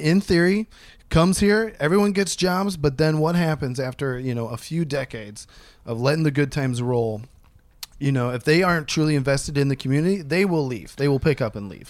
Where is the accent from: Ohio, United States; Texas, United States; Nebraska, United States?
Ohio, United States; Columbus; Columbus, Ohio, my hometown